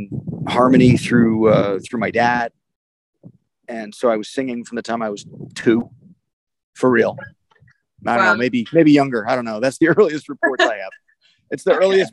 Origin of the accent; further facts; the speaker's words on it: New Jersey, United States; also born or lived in New York City, New York; I was born in New York City, and my part of our family moved to the suburbs for schooling, basically. You know, so I was a New Jersey kid through high school and at college